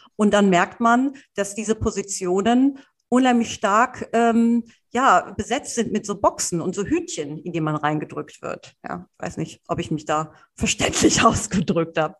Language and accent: German; Cologne, North Rhine-Westphalia, Germany; ich bin ein Stadtkind, ich bin in der Stadt aufgewachsen, in Köln